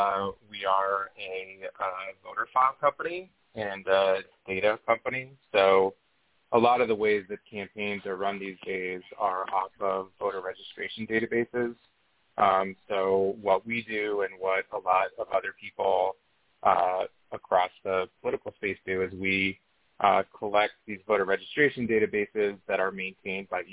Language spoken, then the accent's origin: English; Israel; moved away; I'm from Israel originally.